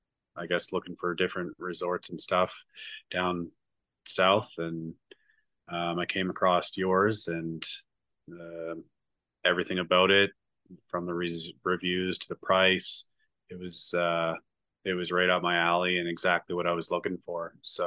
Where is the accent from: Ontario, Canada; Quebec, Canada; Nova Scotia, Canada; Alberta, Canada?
Nova Scotia, Canada; From Nova Scotia, Canada.